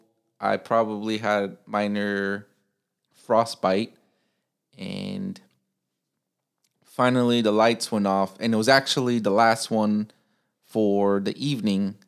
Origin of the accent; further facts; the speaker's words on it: Chicago, Illinois, United States; moved away as an adult; now in Japan; I'm from Chicago, so it's a big city